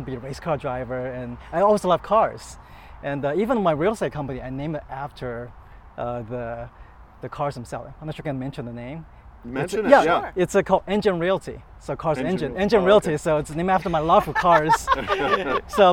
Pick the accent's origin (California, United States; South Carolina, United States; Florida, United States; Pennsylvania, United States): Florida, United States; Orlando; also born or lived in China; I grew up in Orlando